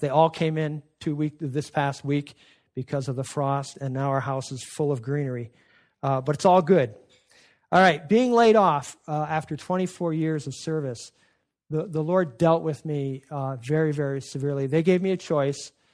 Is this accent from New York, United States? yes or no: yes; Adirondacks, North Country of New York, United States; I was growing up in the North Country of New York in the Adirondacks